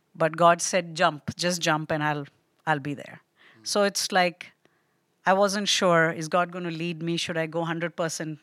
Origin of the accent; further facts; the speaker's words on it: Delhi, India; moved away as an adult; also born or lived in Kerala, India / Nepal / Hawaii, United States; now in Pennsylvania, United States; I was born there, but I grew up in Nepal and India, both